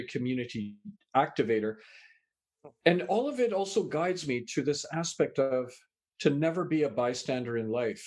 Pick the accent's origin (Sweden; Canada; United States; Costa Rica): Canada; also born or lived in England; I was born in England, raised in Canada